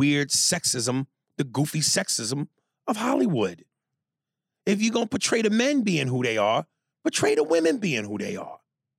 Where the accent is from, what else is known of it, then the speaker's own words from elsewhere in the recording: Ecuador; So I'm from Ecuador, and it's right next to Colombia. We border it. I've gone back to Ecuador quite often